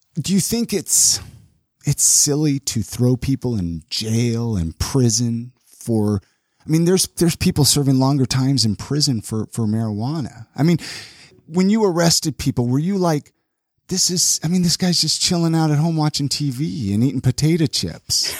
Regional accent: Southern California, United States; I grew up in Southern California

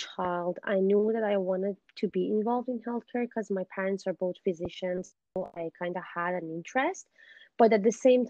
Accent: Iran; moved away as an adult; now in Vancouver, Canada; I'm originally from Iran, but I currently live in Vancouver, Canada. I studied engineering back in my country, but when I moved here

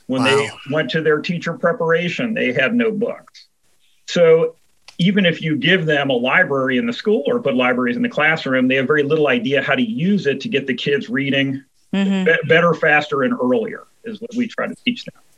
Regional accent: Cincinnati, Ohio, United States; I'm from Cincinnati, Ohio.

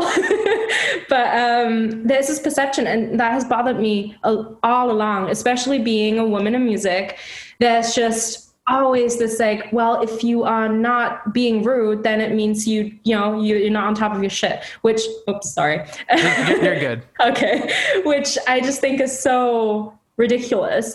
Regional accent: Hamburg, Germany; moved away as an adult; also born or lived in London, United Kingdom / Chicago, United States; now in Seattle, United States; Hamburg, my hometown

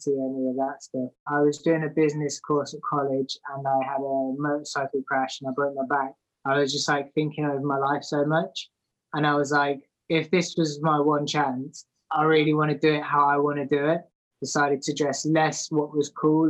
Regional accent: Leicester, East Midlands, United Kingdom; I was born in Leicester in the middle of England

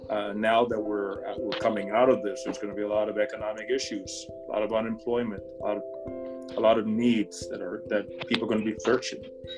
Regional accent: Trinidad & Tobago; born there; moved away; I'm not African American. I was born in Trinidad, but been here most of my life.

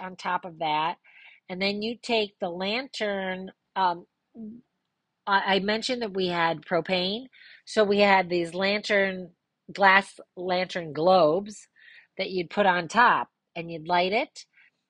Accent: Ludington, Michigan, United States; we grew up in Ludington having a boat

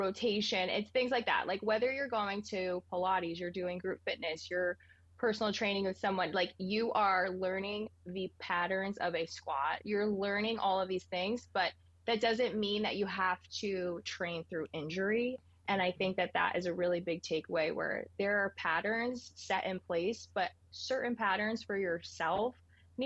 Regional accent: Ringwood, New Jersey, United States; moved away as an adult; now in San Diego, United States; I grew up in Ringwood, New Jersey

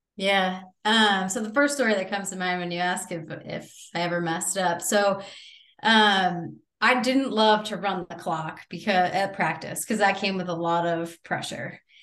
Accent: Bloomfield, Connecticut, United States; I grew up in Bloomfield, Connecticut

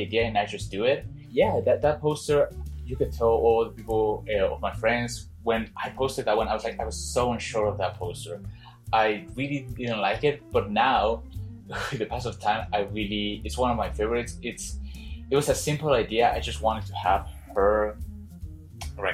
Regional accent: Mexico; I'm from other part, but it's impossible to pronounce. So I'm from Mexico City

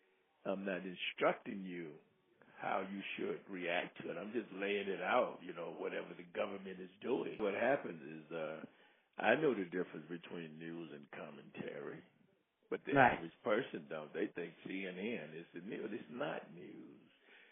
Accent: United States; I am strictly an American, and I am strictly, I consider myself independent.

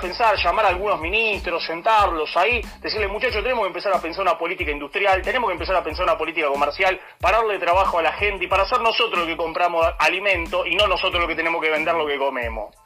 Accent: Argentina

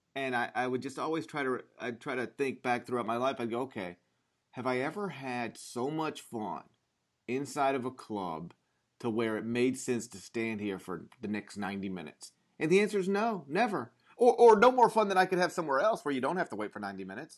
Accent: Mississippi, United States; I grew up in Mississippi

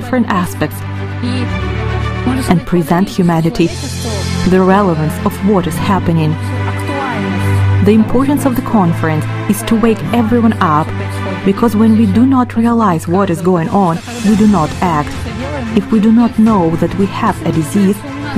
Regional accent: Vietnam; English is a second language; I'm from Vietnam.

